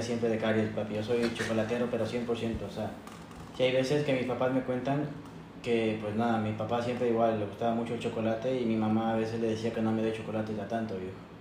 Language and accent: Spanish; Ecuador; born or raised there; also born or lived in Sant Pau, Spain; now in Spain